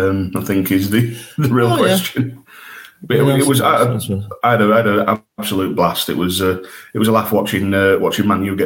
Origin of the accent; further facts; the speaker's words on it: York, Yorkshire and the Humber, United Kingdom; my hometown in York